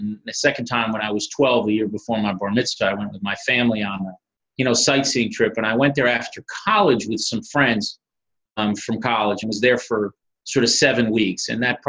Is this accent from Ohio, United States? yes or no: no; Miami Beach, Florida, United States; moved away; I was born and raised in Miami Beach, Florida. I was born in 1971, went to a Jewish day school, the Hebrew Academy, affectionately called HAM, Hebrew Academy of Miami Beach.